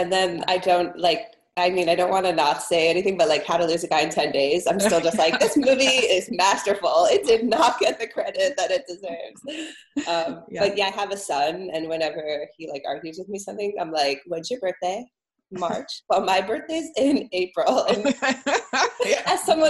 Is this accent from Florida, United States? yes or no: yes; Florida, United States; moved away; also born or lived in Los Angeles; I grew up in Florida.